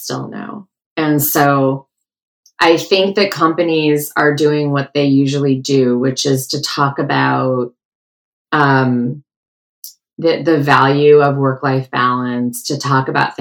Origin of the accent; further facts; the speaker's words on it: outside of Detroit, Michigan, United States; I grew up outside of Detroit